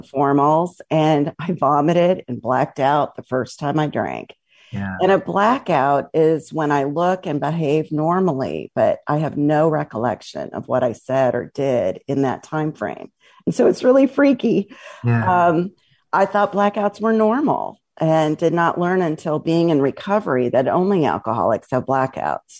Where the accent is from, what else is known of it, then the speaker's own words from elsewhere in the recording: Midwest, United States; I was raised in the Midwest and I had a typical middle-class upbringing.